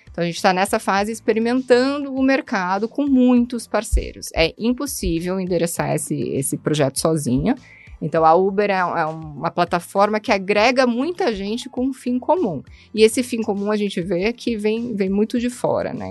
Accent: Curitiba, Paraná, Brazil; sou curitibana

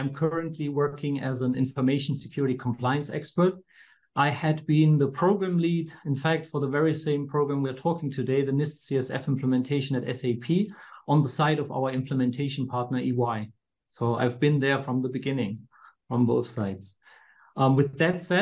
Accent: Afghanistan; also born or lived in Karlsruhe, Germany; now in Walldorf, Germany; I'm originally from Afghanistan.

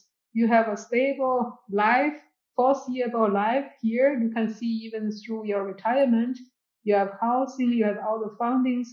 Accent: China; English is a second language; I went to university in my hometown.

